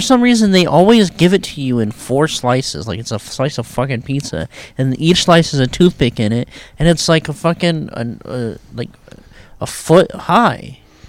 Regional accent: New York, United States; It's kind of like a New York type place. Hey, I'm from New York.

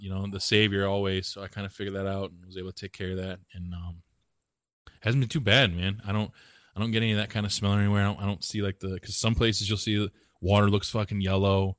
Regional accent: Walbridge, Ohio, United States; I'm from Warburg, Ohio

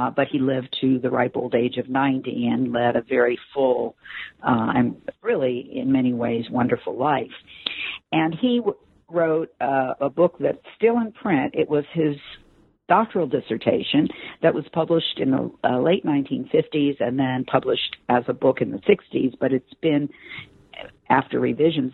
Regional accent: Los Angeles, California, United States; moved away; also born or lived in New York; I'm born and raised in Los Angeles, California

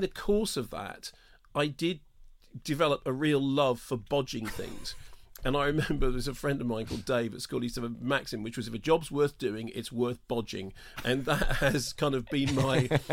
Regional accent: London, United Kingdom; I grew up in North London, although apparently technically I didn't

